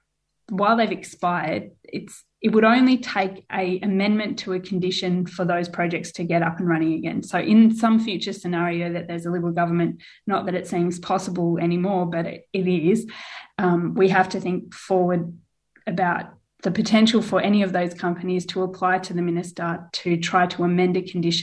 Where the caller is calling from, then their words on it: Whadjuk Noongar country, Western Australia, Australia; I'm calling in from Wajak Noongar Buja.